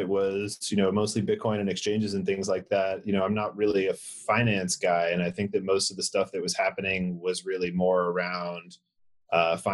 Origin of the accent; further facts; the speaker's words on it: Atlanta, Georgia, United States; moved away as an adult; now in San Francisco, United States; I'm from Atlanta